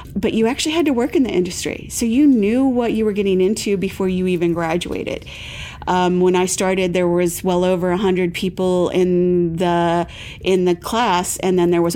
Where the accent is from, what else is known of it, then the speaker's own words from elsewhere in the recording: Defiance, Ohio, United States; now in Massachusetts, United States; I'm originally from Ohio. So I grew up with like more of a Midwestern mentality